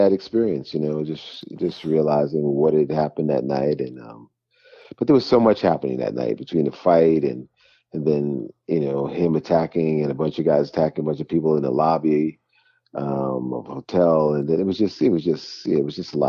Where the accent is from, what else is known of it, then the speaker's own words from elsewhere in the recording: New York City, New York, United States; also born or lived in Mount Vernon, New York / Manhattan; I was raised in the Bronx and Mount Vernon, and I've lived in Manhattan for decades.